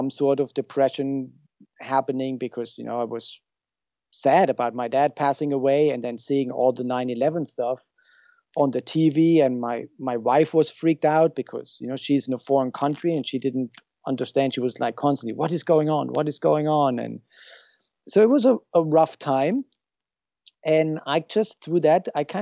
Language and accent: English; Germany; moved away as an adult; now in San Luis Obispo, United States; I'm originally from Germany and I moved here at age 29.